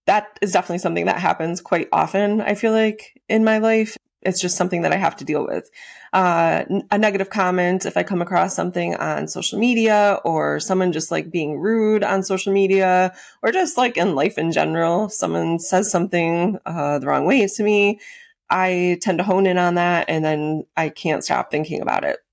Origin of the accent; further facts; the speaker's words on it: Western New York, United States; moved away as an adult; also born or lived in Florida; I grew up out in Western New York